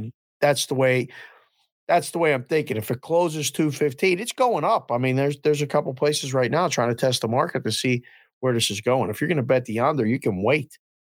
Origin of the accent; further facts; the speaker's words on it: Pittsburgh, Pennsylvania, United States; I grew up in the Civic Arena going to games, we were twelve years old